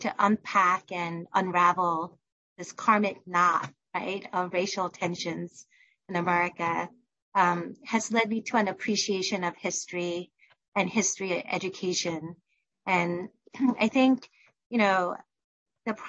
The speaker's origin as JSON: {"language": "English", "town": "New York City", "region": "New York", "country": "United States", "tie": "born or raised there", "said": "I grew up in Queens, New York, and am a product of New York City public schools"}